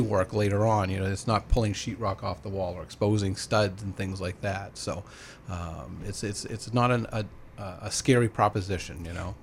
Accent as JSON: {"language": "English", "town": "Lewiston", "country": "United States", "tie": "born or raised there", "said": "I've been, was born and raised in Lewiston"}